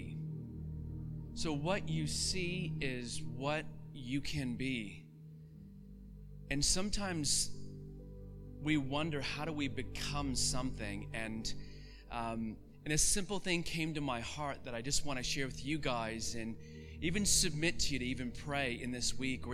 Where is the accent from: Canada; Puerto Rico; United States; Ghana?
Canada; I'm from Canada, and so the idea of snow for me is not that exciting. I've had a lot of snow in my lifetime